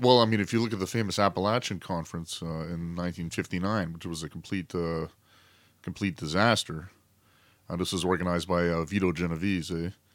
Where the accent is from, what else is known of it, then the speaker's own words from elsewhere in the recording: Canada; myself as a Canadian